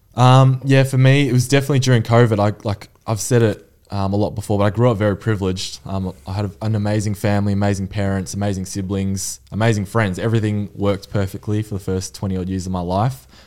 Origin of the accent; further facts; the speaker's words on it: Mornington Peninsula, Victoria, Australia; I'm from Mornington Peninsula.